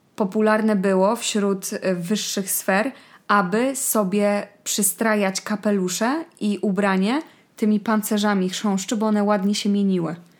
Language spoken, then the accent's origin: Polish; Poland; pochodzę z miasta, które jest pod granicą niemiecką